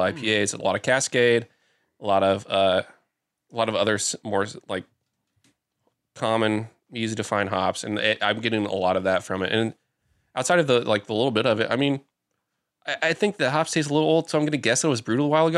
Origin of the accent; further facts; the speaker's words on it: Newton, Iowa, United States; moved away; I went back to my hometown of Newton.